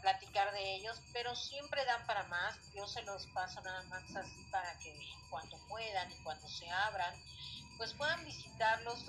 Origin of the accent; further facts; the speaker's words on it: Mexico; la historia que hemos tenido como mexicanos